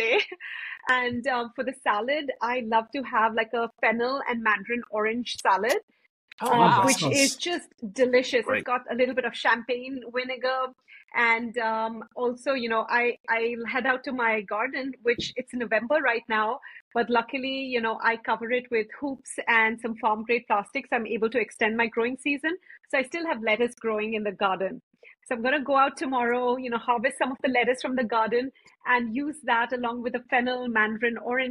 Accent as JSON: {"language": "English", "country": "India", "tie": "born or raised there", "moved": "yes", "lives_now": "United States", "said": "I grew up in India, not really celebrating Thanksgiving"}